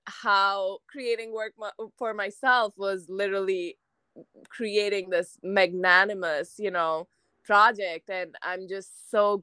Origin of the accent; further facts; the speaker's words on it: India; moved away as an adult; also born or lived in United States; I'm Indian, but at this point, I also kind of identify with a lot of American traits